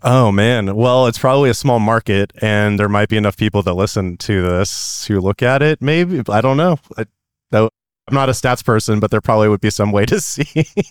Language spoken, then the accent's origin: English; California, United States; I'm from California